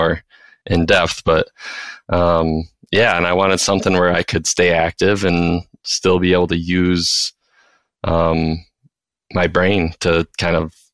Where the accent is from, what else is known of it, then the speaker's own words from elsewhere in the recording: Fife Lake, Michigan, United States; also born or lived in Mount Pleasant, Michigan; So I'm originally from Fife Lake, which is a little town just southeast of Traverse City in Michigan. And I grew up there.